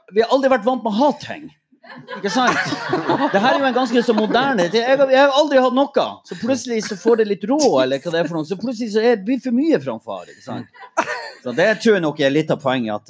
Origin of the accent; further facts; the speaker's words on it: Mo i Rana, Nordland, Norway; jeg er fra Mo